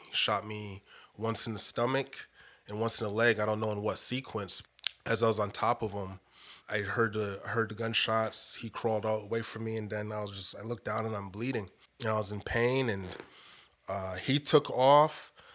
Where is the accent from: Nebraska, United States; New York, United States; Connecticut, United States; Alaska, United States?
Connecticut, United States; Bridgeport; moved away as an adult; also born or lived in Roswell, Georgia; now in Georgia, United States; growing up in Bridgeport, Connecticut